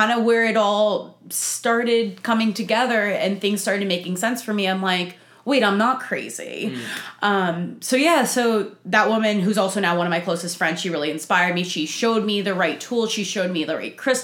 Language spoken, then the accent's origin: English; New Jersey, United States; accent: Italian Jersey; moved away as an adult; now in Nashville, United States; So I am born and raised in Jersey. You can probably tell by my Italian Jersey accents.